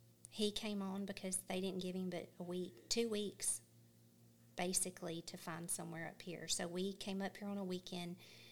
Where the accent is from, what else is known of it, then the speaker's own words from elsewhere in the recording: Louisiana, United States; moved away as an adult; now in Scottsville, United States; I'm actually from Louisiana.